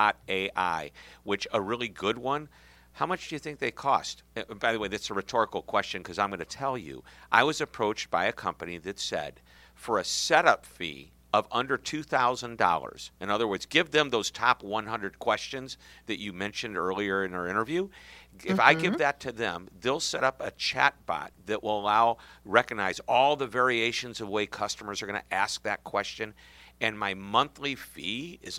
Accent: Missouri, United States; I'm from Missouri, which is the show me state

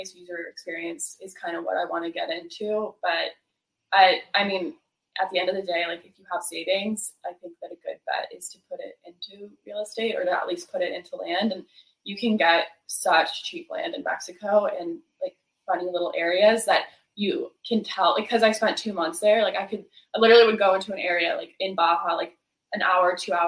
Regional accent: near Quebec, Eastern Canada, Canada; now in California, United States; I'm from Canada, and we do not learn Spanish in Canada. We learn French. So, and I'm from the eastern part of Canada, really close to Quebec, where it's totally French speaking. And I grew up like taking school, like being in French school.

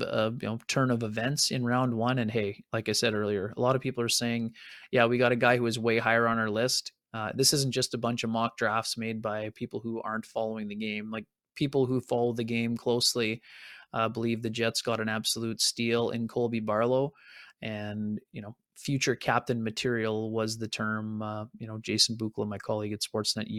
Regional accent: Altona, Manitoba, Canada; growing up in Altona

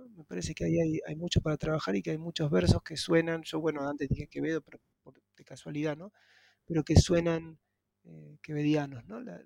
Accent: Argentina

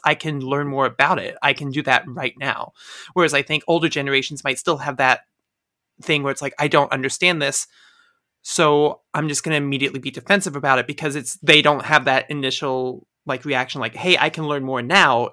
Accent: Midwest, United States; I'm from the Midwest.

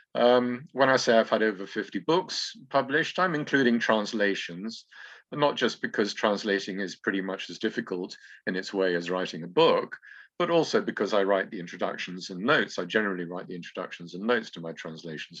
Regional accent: England, United Kingdom; moved away as an adult; now in Greece; I should say English now

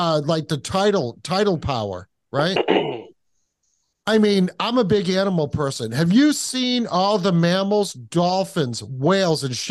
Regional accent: the Northeast, New England, United States; I am from the Northeast, and I do know that it's cold 7 months out of the year here.

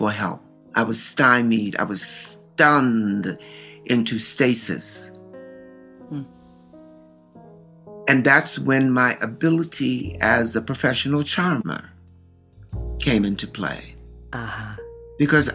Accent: Baltimore, Maryland, United States; Growing up in Baltimore

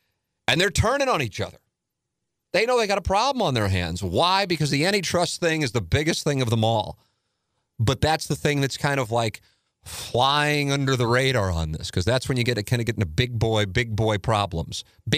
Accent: St. Louis, Missouri, United States; it's my hometown.

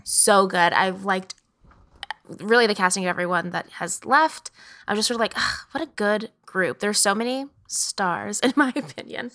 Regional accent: Texas, United States; I'm from Texas, so the accent

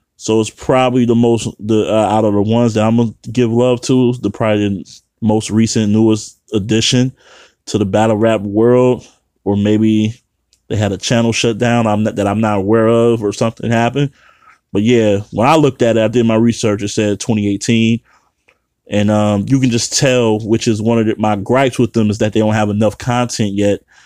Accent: Midwest, United States; born or raised there

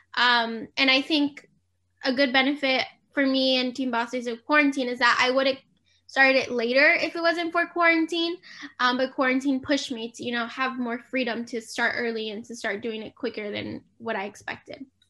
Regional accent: San Diego, California, United States; I'm from San Diego, California.

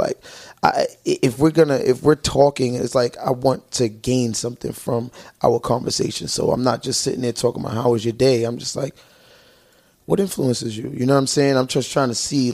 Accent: New York City, New York, United States; I'm from Brooklyn.

